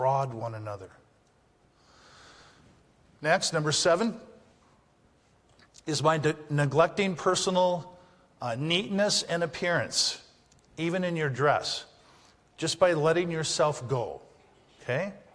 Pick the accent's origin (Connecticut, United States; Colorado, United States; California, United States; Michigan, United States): Michigan, United States; the Upper Peninsula of; moved away as an adult; also born or lived in Napoleon, Michigan; I'm from the UP, okay? I'm from Lantz